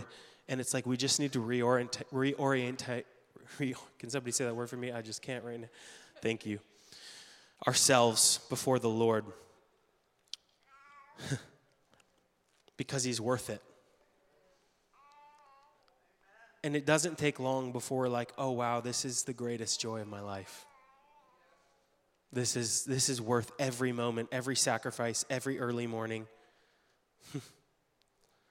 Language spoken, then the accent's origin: English; Canada; moved away as an adult; now in United States; being Canadian